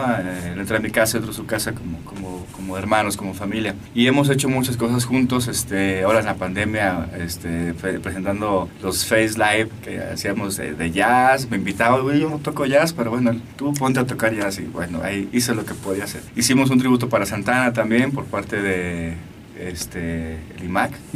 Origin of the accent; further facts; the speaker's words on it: Aguascalientes, Mexico; Yo soy de Aguascalientes